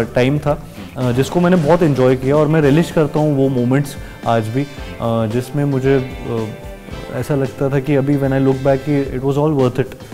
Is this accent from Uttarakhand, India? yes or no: no; Gwalior, Madhya Pradesh, India; moved away as an adult; now in Mumbai, India; मैं क्योंकि ग्वालियर से हूँ